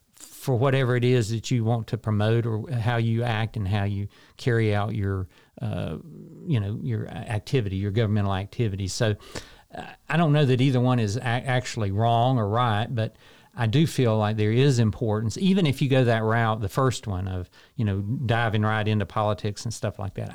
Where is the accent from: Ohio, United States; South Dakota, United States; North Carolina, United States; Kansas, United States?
North Carolina, United States; Morganton; moved away as an adult; now in Shelby, United States; I grew up in Morganton